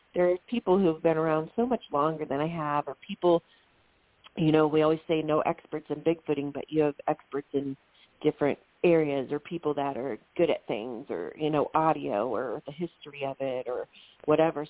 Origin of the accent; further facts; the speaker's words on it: Ohio, United States; I'm this teacher from Ohio